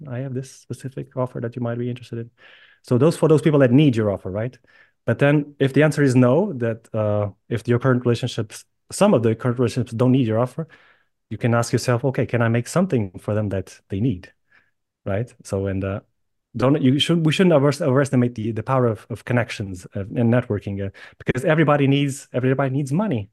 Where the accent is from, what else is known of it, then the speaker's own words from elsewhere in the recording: Lisbon, Portugal; moved away as an adult; also born or lived in Ireland / United Kingdom; I was born and raised in Lisbon